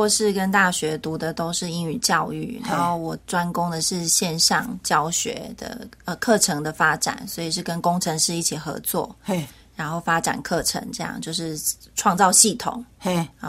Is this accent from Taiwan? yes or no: yes; Taiwan; also born or lived in Hawaii, United States; 我是闽南人。